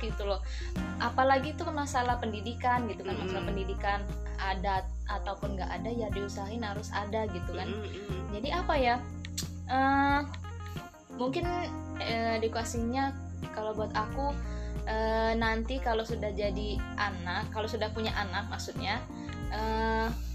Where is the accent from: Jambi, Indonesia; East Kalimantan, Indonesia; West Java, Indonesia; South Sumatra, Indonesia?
South Sumatra, Indonesia; Palembang; aku dari Palembang